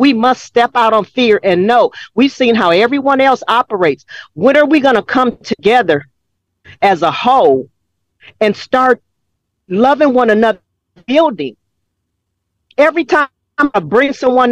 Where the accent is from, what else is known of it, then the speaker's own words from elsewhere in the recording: Los Angeles, California, United States; Growing up in South Central LA with the white mom and black daddy